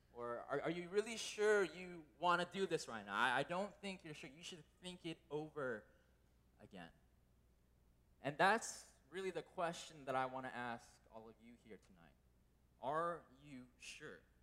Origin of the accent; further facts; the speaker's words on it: United States; As a Korean American growing up in America